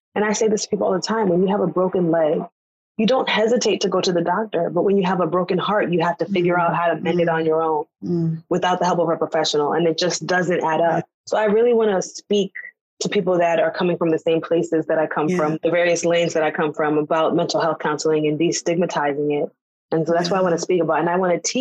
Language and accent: English; United States; an American-born Black woman from another culture